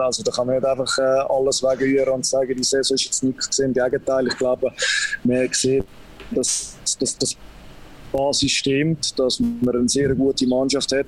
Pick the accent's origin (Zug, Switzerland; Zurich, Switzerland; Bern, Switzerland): Zug, Switzerland; ich bin auch als, äh, als Zuger aufgewachsen